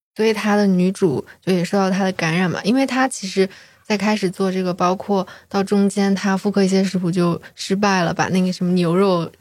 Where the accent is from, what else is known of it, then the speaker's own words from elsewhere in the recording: Hejian, Hebei, China; also born or lived in Shijiazhuang; now in Chengdu, China; 我的老家是河间哦。就河间有它的一个驴肉火烧